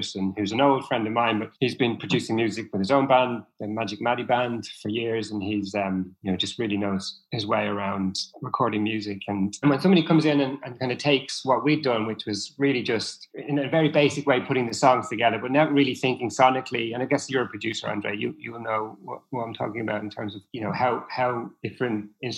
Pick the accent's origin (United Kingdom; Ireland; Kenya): Ireland; Dublin, Leinster; moved away; I'm originally from Dublin